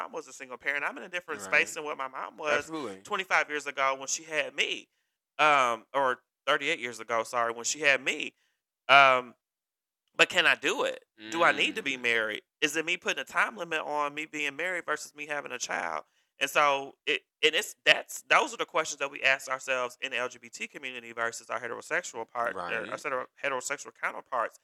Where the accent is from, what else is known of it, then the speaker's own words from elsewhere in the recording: Kentucky, United States; I was raised in the South.